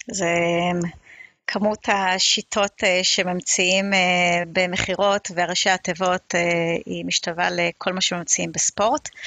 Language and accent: Hebrew; Israel; also born or lived in Beersheba / Safed / Ramat HaSharon / Ra'anana; now in Kfar Saba, Israel; גדלתי בבאר שבע, כפר סבא, צפת, אה, רמת השרון, רעננה, נדדתי קצת בארץ הרבה. אה, כרגע אני גרה בכפר סבא